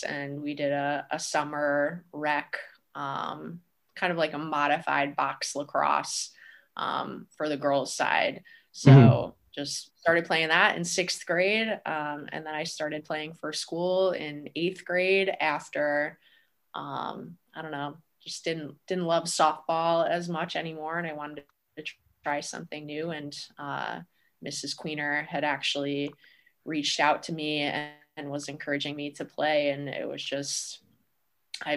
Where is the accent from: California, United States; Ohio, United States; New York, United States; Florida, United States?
New York, United States; Penn Yan; moved away as an adult; now in Plattsburgh, United States; my hometown and the traditions that were built there in Penyan